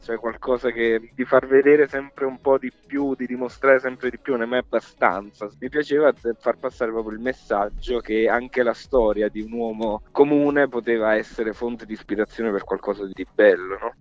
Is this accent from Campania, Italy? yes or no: yes; Capaccio, Campania, Italy; moved away; in posti come piccoli dove sono cresciuto io, cioè io, io sono di Pesaro, di Capaccio, provincia di Salerno.